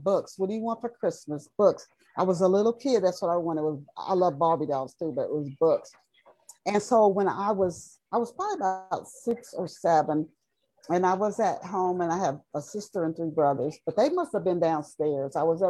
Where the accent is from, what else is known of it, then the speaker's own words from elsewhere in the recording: Knoxville, Tennessee, United States; also born or lived in Dayton, Ohio; we moved from Dayton, Ohio to Knoxville, Tennessee when I was 10.